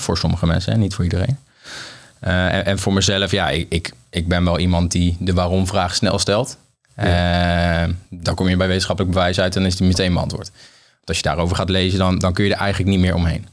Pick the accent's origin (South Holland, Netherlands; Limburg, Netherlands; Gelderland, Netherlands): Gelderland, Netherlands; Apeldoorn; moved away as an adult; also born or lived in Lisbon / Nijmegen; Maar ik kom oorspronkelijk uit Apeldoorn, ben daar geboren